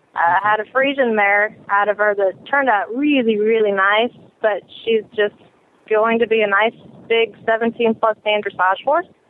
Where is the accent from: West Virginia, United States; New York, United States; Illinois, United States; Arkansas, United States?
Illinois, United States; now in Alabama, United States; I'm originally from Illinois